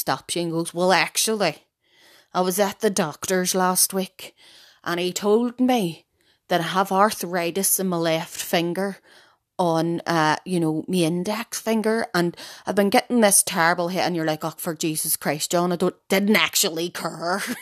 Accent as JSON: {"language": "English", "country": "Ireland", "said": "as Irish people, we still wake our own dead from the house."}